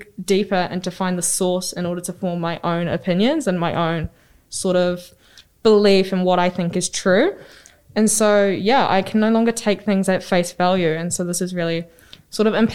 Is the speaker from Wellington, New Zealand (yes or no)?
yes; Wairarapa, Wellington, New Zealand; I'm from the Wairarapa